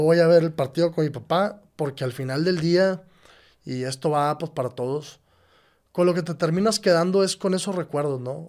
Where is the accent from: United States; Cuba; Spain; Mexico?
Mexico; Monterrey, Nuevo León; yo nací aquí en Monterrey.